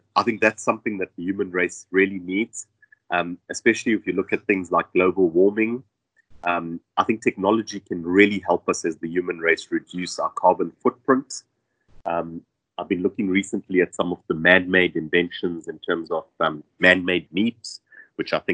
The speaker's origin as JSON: {"language": "English", "country": "South Africa", "said": "I as a South African work in Germany full-time and live in South Africa"}